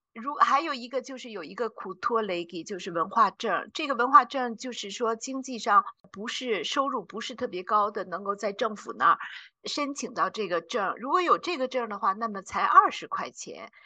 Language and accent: Chinese; China; now in Zurich, Switzerland; 我们中国人